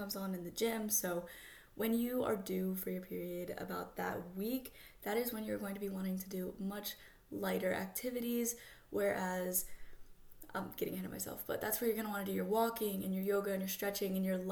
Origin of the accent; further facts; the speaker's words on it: Florida, United States; I'm from Florida, so anytime a Florida girl